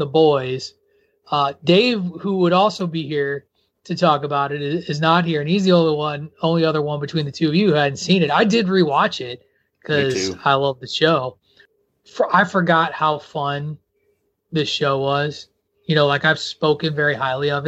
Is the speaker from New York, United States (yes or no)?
no; rural Illinois, United States; moved away; I grew up in rural Illinois